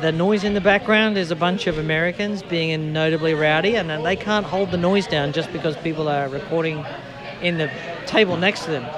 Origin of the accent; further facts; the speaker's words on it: Australia; moved away as an adult; now in United Kingdom; I grew up in Australia